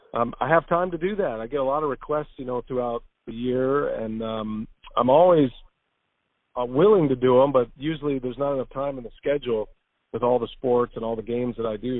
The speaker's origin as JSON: {"language": "English", "region": "Texas", "country": "United States", "tie": "born or raised there", "moved": "as an adult", "lives_now": "Milwaukee, United States", "said": "I grew up in Texas"}